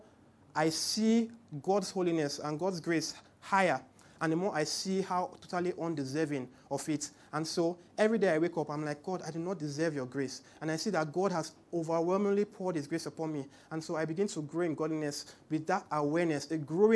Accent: Port Harcourt, Rivers State, Nigeria; now in Lagos, Nigeria; I grew up in Port Harcourt, so it was very weird when I came to Lagos.

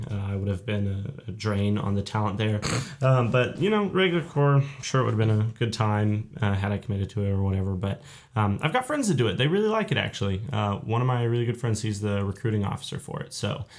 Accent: Belton, Texas, United States; also born or lived in Houston, Texas; now in College Station, United States; I was born in Houston, and then I moved to Central Texas when I was pretty young, which is why I know Bobby Bones. I'm from Belton. It's just about 40 miles north of Austin. So right up in that area.

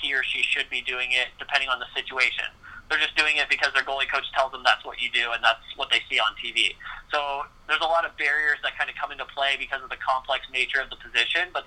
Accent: Texas, United States; I went to a Montessori school as well when I was growing up in Texas

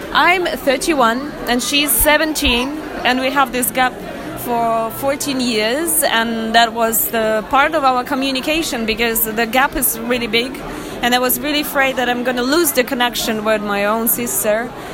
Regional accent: Russia; English is a second language; moved away; I'm originally Russian

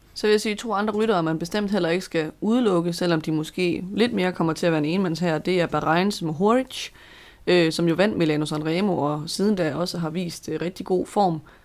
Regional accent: Denmark; som dansker

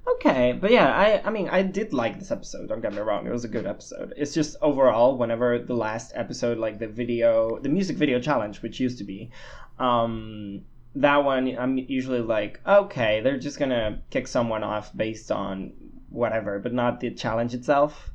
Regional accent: Spain; I'm a Spanish boy that lives in Barcelona

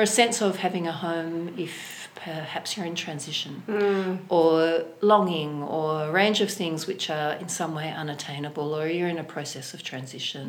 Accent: Sydney, New South Wales, Australia; now in Hobart, Australia; I come from Sydney, and then Hobart

